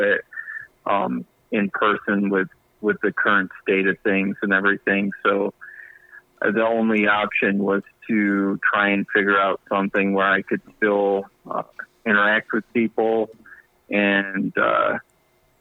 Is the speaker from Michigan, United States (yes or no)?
yes; Kalamazoo, Michigan, United States; I'm from Kalamazoo, Michigan